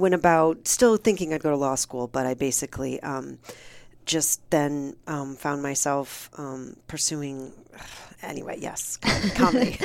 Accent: Michigan, United States; moved away; also born or lived in Cleveland, Ohio; I'm from Michigan, but I went to college in Ohio

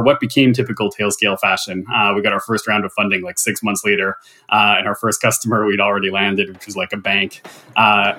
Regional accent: Canada; also born or lived in New York; I'm from Canada.

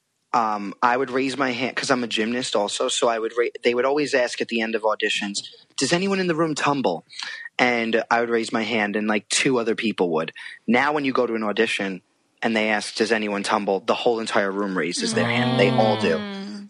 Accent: New York, United States; accent: New York; I'm a New Yorker

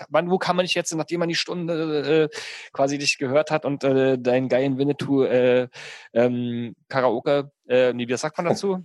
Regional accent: the East, East Germany, Germany; bei uns im Osten

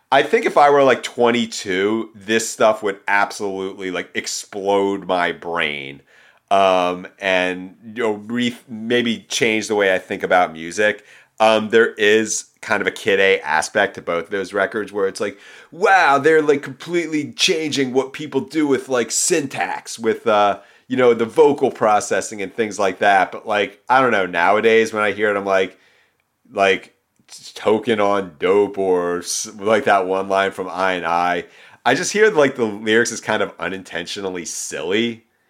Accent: Philadelphia, Pennsylvania, United States; moved away as an adult; now in Los Angeles, United States; being home in, back in suburban Philadelphia

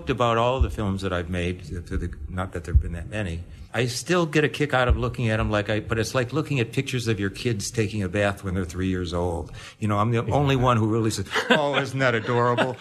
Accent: Detroit, Michigan, United States; I was brought up in Detroit.

